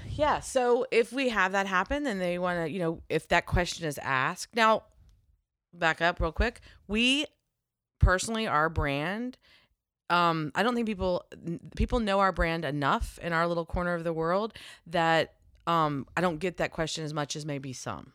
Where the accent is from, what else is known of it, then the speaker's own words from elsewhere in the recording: Virginia, United States; I'm from Virginia